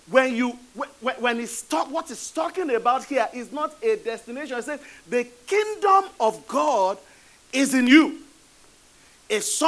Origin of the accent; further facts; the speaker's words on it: Nigeria; moved away; I'm originally from Nigeria.